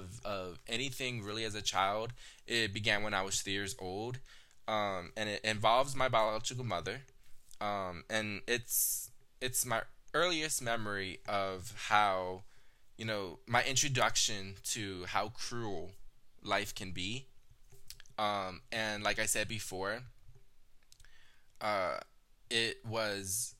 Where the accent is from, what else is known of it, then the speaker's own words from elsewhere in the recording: Texas, United States; I was born in Texas. My biological mother had me in Texas, and we stayed there